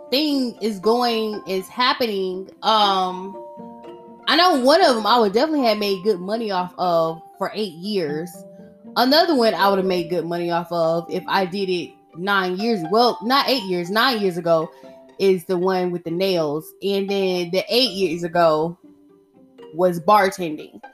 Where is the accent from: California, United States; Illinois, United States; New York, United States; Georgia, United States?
Georgia, United States; Atlanta; far as you're concerned, I am from Atlanta, Georgia.